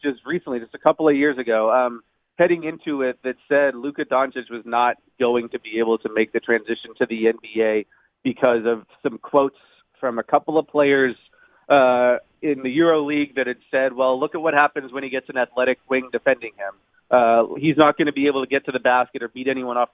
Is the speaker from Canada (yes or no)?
yes; Toronto, Ontario, Canada; I'm from Toronto